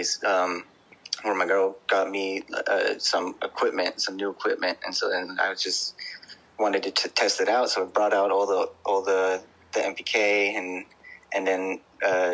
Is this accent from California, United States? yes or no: yes; Bay Area, California, United States; I'm from the Bay Area in California